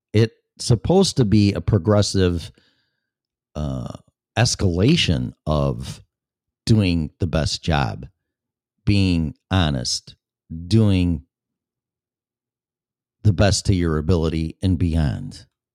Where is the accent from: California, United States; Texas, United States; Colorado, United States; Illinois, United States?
Colorado, United States; That's the reason why I'm in Florida from Colorado. I was perfectly fine and content in Colorado until my employer, nothing on them, because all the businesses shut down.